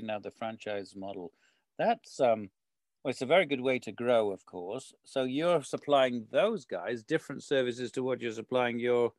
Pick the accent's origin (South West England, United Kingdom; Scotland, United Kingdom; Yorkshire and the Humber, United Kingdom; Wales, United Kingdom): Wales, United Kingdom; Wrexham; moved away; They set up in my hometown in Wrexham.